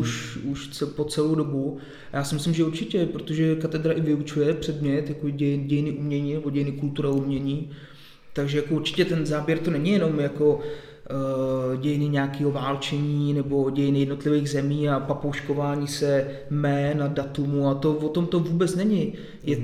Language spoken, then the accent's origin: Czech; near Příbram, Central Bohemian Region, Czechia; moved away as an adult; also born or lived in Plzeň; pocházím od Příbrami